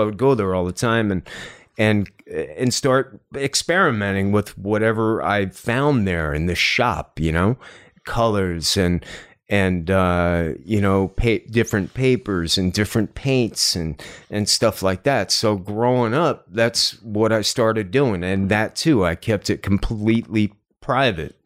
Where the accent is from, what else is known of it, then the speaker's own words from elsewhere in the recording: New Jersey, United States; also born or lived in New York City / Los Angeles; now in Cleveland, United States; I grew up in Jersey